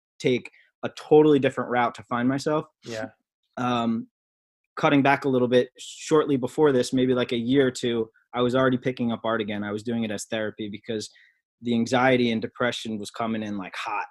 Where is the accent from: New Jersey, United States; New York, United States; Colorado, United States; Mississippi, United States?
New Jersey, United States; Freehold; I was born and raised in Freehold, New Jersey, Monmouth County.